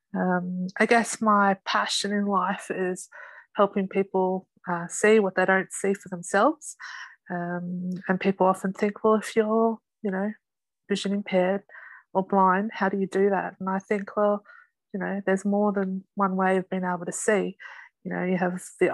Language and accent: English; Sydney, New South Wales, Australia; I'm from Sydney, Australia